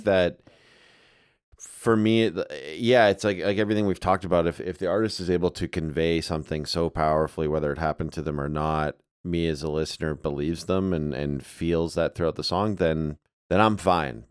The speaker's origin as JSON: {"language": "English", "country": "Canada", "moved": "yes"}